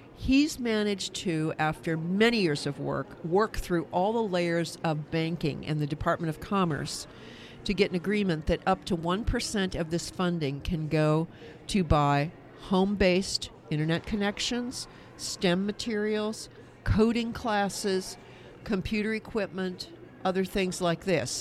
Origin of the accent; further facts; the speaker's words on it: Kansas, United States; my home state of Kansas